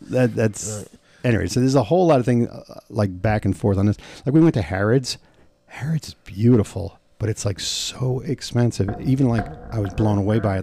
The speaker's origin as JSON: {"language": "English", "country": "United States", "said": "I go, \"New York, New Jersey.\""}